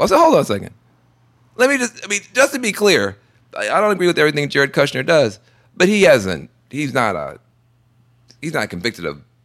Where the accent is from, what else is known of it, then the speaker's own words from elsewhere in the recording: Tennessee, United States; I'm from Tennessee